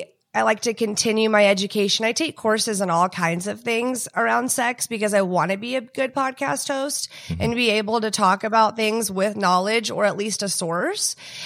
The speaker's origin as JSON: {"language": "English", "town": "Houston", "region": "Texas", "country": "United States", "tie": "born or raised there", "also_born_or_lived": "Dallas", "said": "But about me, I'm from Texas. I was born in Dallas. I grew up in Houston. My dad worked in oil."}